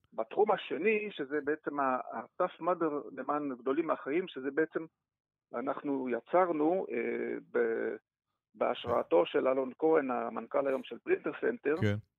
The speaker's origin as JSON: {"language": "Hebrew", "country": "Belgium", "second_language": "Hebrew", "moved": "as an adult", "lives_now": "Israel", "said": "עולה חדש מ-, מבלגיה, עליתי לארץ"}